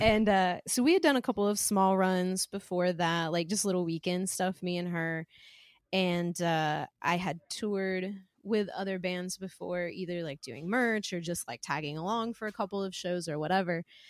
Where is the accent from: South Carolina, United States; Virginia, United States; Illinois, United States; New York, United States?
South Carolina, United States; Spartanburg; moved away as an adult; originally from South Carolina. I grew up in the Spartanburg, Chesney area, which is kinda where Bob and I, uh, live now.